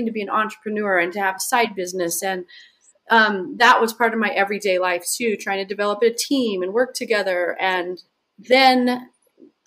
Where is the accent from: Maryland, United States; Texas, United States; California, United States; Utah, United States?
Utah, United States; Southern; moved away as an adult; also born or lived in Hawaii; I was born and raised in Southern Utah